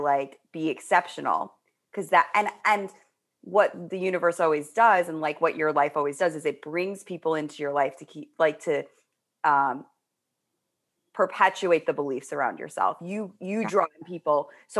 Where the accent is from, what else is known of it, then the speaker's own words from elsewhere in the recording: Manhattan, New York, United States; I was like from Manhattan. Everybody else was from Long Island. So like I had this big, it's a very different energy when you're like from the suburbs versus city kid.